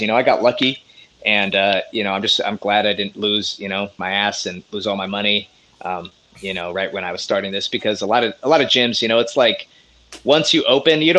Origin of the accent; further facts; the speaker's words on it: Long Beach, California, United States; also born or lived in Las Vegas; I'm from Long Beach, which is like, 10 to 15 minutes away from there